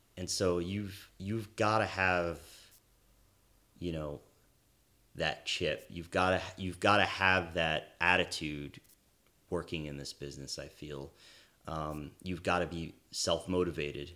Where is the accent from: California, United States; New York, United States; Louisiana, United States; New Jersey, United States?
New Jersey, United States; East Brunswick; moved away as an adult; also born or lived in Washington, D.C.; now in Los Angeles, United States; originally from New Jersey, uh, where I grew up in East Brunswick.